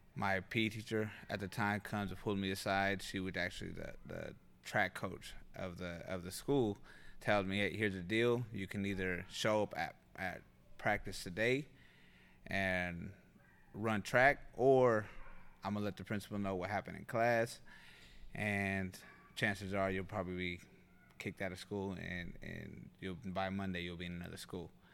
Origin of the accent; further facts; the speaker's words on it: North Highlands, California, United States; also born or lived in Sacramento; I was, uh, born in Sacramento, and, and we were raised in North Highlands.